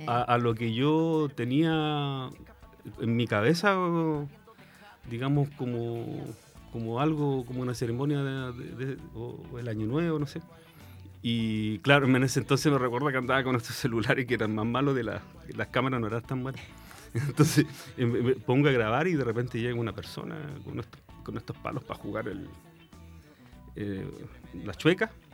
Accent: San Bernardo, Santiago Metropolitan Region, Chile; moved away as an adult; also born or lived in Concepción, Chile; now in San Pedro de la Paz, Chile; Yo nací en San Bernardo

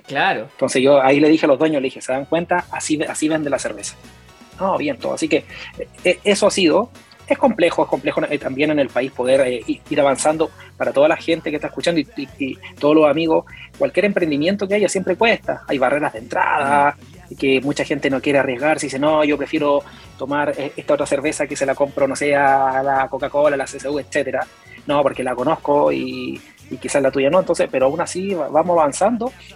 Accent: San Pedro de la Paz, Biobío, Chile; moved away as an adult; now in Melinka, Chile; yo soy oriundo de Concepción, San Pedro La Paz

